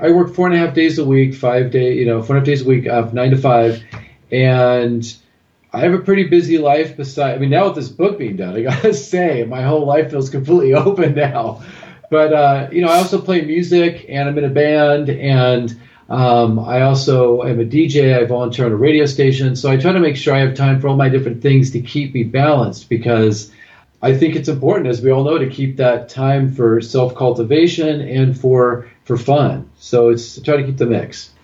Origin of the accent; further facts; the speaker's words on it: Southern California, United States; I'm originally from Southern California, and then I moved to Northern California